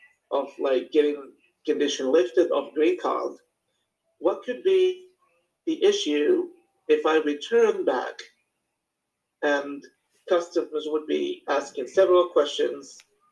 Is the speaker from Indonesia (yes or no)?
no; Morocco; English is a second language; now in United States; I moved to the United States back in 2014, summer 2014, and I came from Morocco. Like across the Atlantic Ocean, Northwest Africa, just in case.